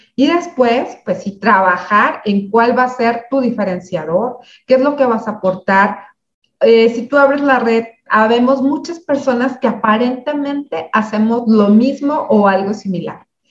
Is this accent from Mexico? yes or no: yes; a small city in Michoacán, Mexico; Yo soy de una ciudad pequeña en, Michoacán, en, México